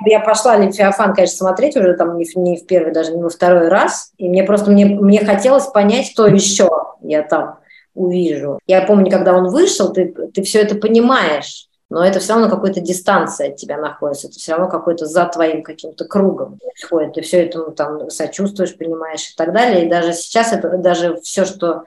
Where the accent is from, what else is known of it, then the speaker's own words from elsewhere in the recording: Russia; moved away as an adult; now in France; мы из России, по-русски говорим